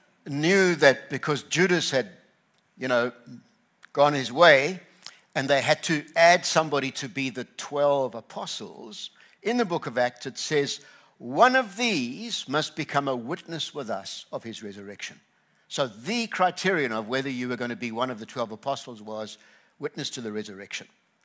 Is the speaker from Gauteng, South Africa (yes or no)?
no; KwaZulu-Natal, South Africa; I grew up on the Tugela River, and people were saying, how are you doing with the heat and all of that stuff here? And I just say, I'm in my skin.